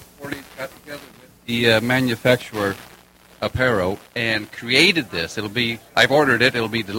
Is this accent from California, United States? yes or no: no; Florida, United States; I'm from Florida.